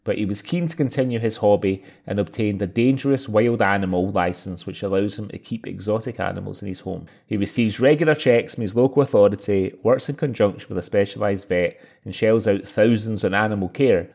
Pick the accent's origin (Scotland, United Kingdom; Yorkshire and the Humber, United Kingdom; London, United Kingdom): Scotland, United Kingdom; I'm Scottish